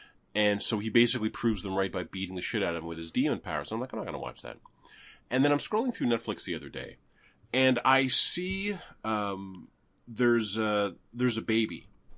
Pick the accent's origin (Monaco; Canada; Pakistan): Canada; I'm Canadian.